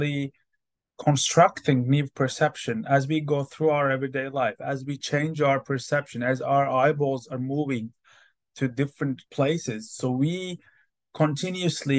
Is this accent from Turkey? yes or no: yes; Turkey; moved away as an adult; also born or lived in Istanbul, Turkey; now in Hamilton, New Zealand; I'm from Turkey